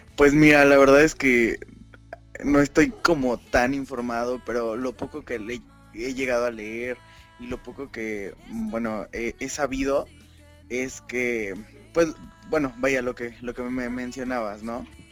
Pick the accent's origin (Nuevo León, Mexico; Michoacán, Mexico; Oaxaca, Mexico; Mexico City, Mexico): Mexico City, Mexico; yo soy del Distrito Federal